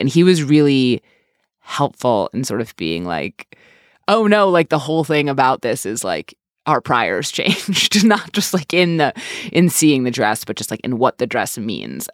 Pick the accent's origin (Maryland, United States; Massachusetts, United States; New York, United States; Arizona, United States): New York, United States; New York City; I'm from New York